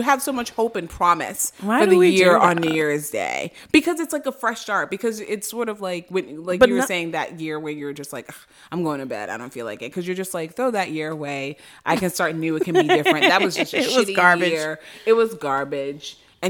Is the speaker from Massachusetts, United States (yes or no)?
yes; Boston, Massachusetts, United States; I'm from Boston.